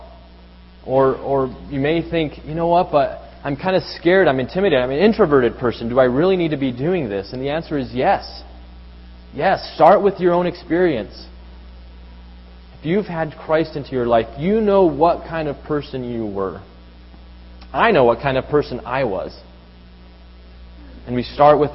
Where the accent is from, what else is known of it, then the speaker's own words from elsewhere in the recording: Mexico City, Mexico; moved away; Growing up in Mexico City, we'd often take public transportation.